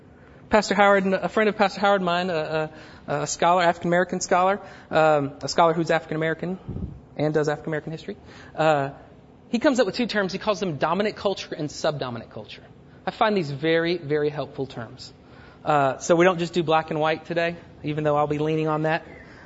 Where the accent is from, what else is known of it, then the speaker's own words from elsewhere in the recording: Germany; born there; I grew up in all that kind of world, crossing cultures. I was born in Germany, all this other stuff.